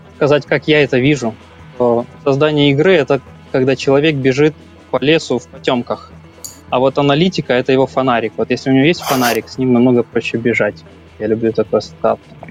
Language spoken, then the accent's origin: Russian; Kyiv, Ukraine; moved away as an adult; now in Denmark; я из Киева, 15 лет работал в IT